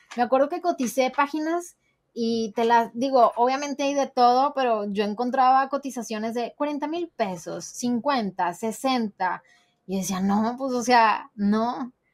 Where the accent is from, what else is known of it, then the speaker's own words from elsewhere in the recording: Monterrey, Nuevo León, Mexico; soy regia